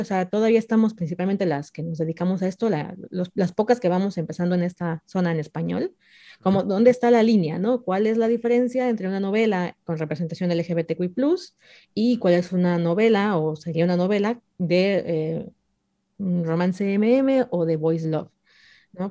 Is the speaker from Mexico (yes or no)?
yes; Mexico; yo soy mexicana